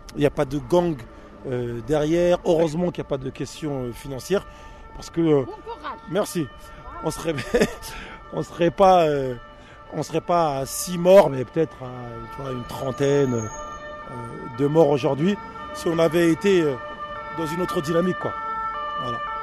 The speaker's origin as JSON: {"language": "French", "town": "Paris", "region": "Île-de-France", "country": "France", "tie": "born or raised there", "said": "je suis né côté Place des Fêtes, donc un peu plus haut. Et, je suis arrivé sur ce secteur en 89"}